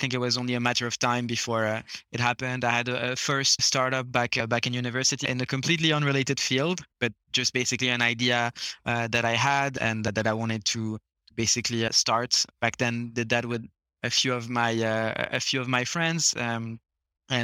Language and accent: English; Luxembourg; moved away; also born or lived in Switzerland / Canada; So while I'm French, I never actually lived in France. I was born in Switzerland, grew up in Luxembourg, so moved around quite a lot. Then basically started my studies in Canada.